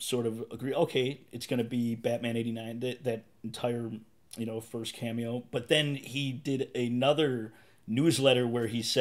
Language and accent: English; Chicago, Illinois, United States; moved away; My hometown, you got the Windy City